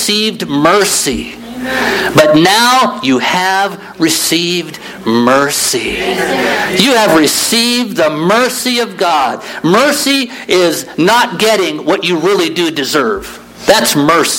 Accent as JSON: {"language": "English", "region": "Midwest", "country": "United States", "tie": "born or raised there", "said": "I grew up in the Midwest."}